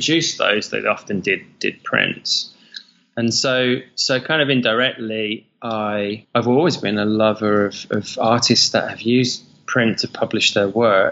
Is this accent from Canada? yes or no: no; United Kingdom; moved away as an adult; also born or lived in London / Sydney; now in Bali, Indonesia; being a Brit and growing up in the UK